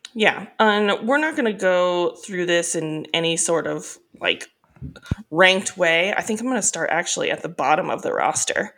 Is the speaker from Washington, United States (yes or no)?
no; Northern California, United States; I'm from Northern California